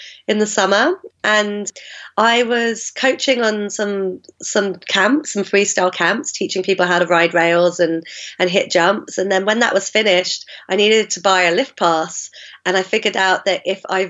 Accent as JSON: {"language": "English", "region": "London", "country": "United Kingdom", "tie": "born or raised there", "accent": "mongrel accent", "said": "I grew up in South London"}